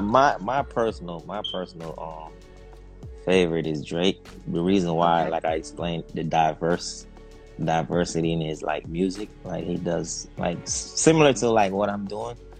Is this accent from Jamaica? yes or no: yes; Jamaica; now in United States; I'm originally from Jamaica